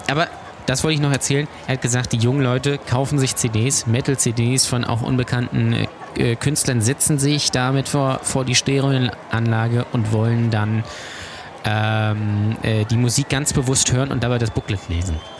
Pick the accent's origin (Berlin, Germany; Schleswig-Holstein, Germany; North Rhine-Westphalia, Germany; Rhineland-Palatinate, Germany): Schleswig-Holstein, Germany; Lübeck; ich komme aus Lübeck